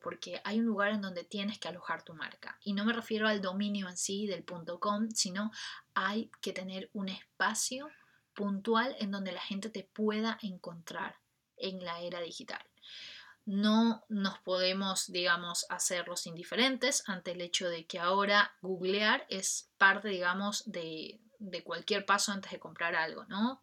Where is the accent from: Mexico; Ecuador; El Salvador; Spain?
Ecuador; en mi país, Ecuador